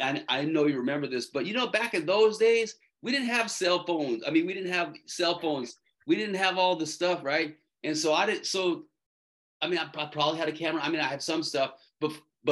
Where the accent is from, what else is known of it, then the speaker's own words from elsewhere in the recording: Tucson, Arizona, United States; moved away; also born or lived in San Diego, California; I was born in Tucson, Arizona, and I was actually born there. But at the time, my family was living in San Diego